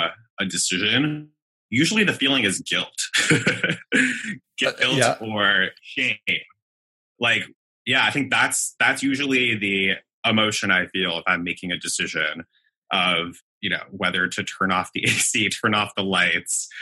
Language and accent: English; United States; being an American